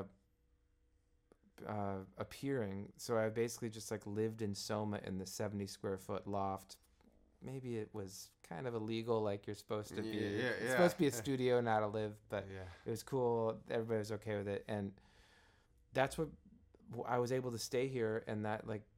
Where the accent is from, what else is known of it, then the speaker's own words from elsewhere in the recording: Midwest, United States; moved away; I'm from the Midwest